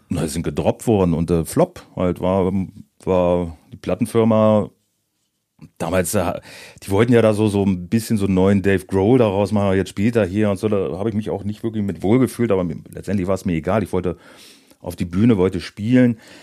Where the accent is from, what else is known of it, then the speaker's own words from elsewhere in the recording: Moringen, Lower Saxony, Germany; also born or lived in Northeim; ich komme aus Moring und nicht aus Göttingen